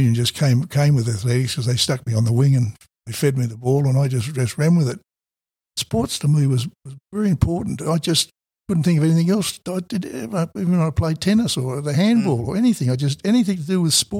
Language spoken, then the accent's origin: English; Australia; the green blazer we had being Australian